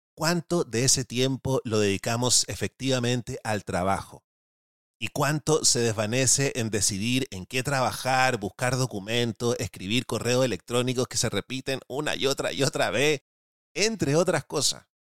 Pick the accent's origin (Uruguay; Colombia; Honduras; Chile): Chile; los que somos chilenos